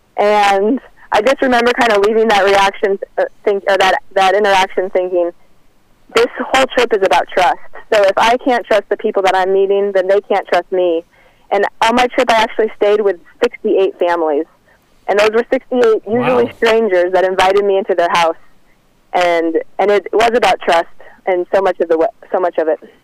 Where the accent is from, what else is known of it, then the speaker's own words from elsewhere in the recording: Kansas, United States; moved away; I'm actually from Kansas